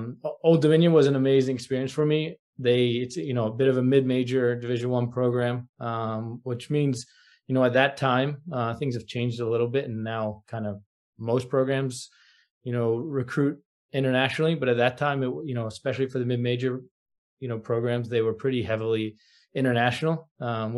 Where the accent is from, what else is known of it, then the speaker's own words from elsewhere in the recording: outside of Philadelphia, Pennsylvania, United States; moved away as an adult; also born or lived in Virginia; now in New York, United States; I grew up outside of Philadelphia